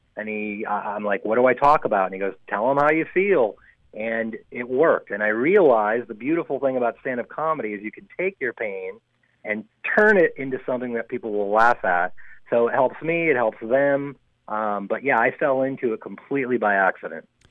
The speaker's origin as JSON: {"language": "English", "town": "Chicago", "region": "Illinois", "country": "United States", "also_born_or_lived": "Los Angeles", "moved": "yes", "lives_now": "San Francisco, United States", "said": "I didn't grow up here. No, I'm I'm a, I'm a transplant. Uh, I came from Chicago originally"}